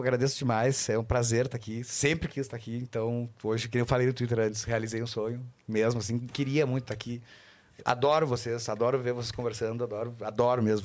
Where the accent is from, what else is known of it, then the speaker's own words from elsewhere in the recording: Porto Alegre, Rio Grande do Sul, Brazil; a gente é de Porto, os dois de Porto Alegre